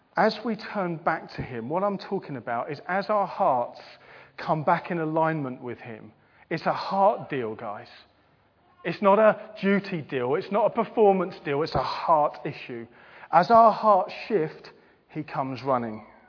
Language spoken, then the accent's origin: English; England, United Kingdom; we're English